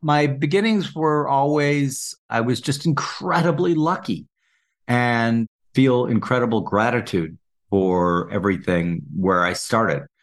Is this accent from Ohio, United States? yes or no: no; Saint Paul, Minnesota, United States; I grew up in Saint Paul, Minnesota